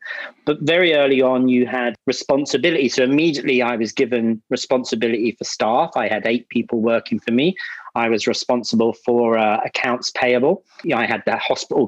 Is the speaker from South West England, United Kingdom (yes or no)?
no; London, United Kingdom; moved away as an adult; now in Singapore; I'm in Singapore, but I was brought up in London, an Irish family, so I'm of an Irish background, but I grew up in Northwest London